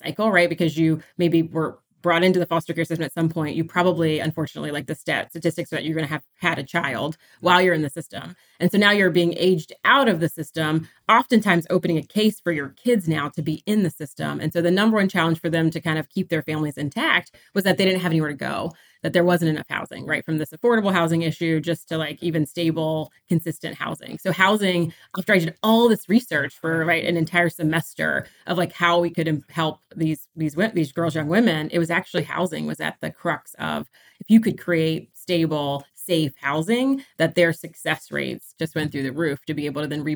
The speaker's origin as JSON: {"language": "English", "region": "Virginia", "country": "United States", "tie": "born or raised there", "also_born_or_lived": "Pennsylvania / Washington, District of Columbia, United States", "moved": "as an adult", "said": "I'm a Virginia girl, so born and raised in Virginia"}